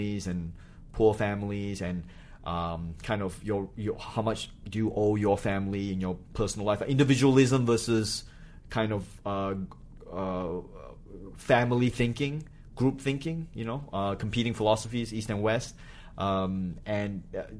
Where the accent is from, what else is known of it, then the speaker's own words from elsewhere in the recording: Singapore; moved away as an adult; also born or lived in Malaysia / New Hampshire, United States / Australia; I grew up in Singapore